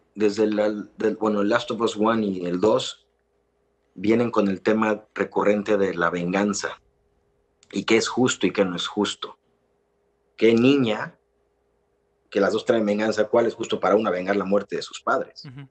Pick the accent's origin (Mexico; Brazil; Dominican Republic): Mexico; Es un valor que tenemos como mexicanos maravilloso